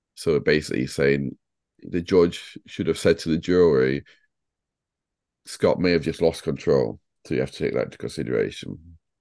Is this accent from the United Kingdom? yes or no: yes; Sheffield, Yorkshire and the Humber, United Kingdom; I'm from Sheffield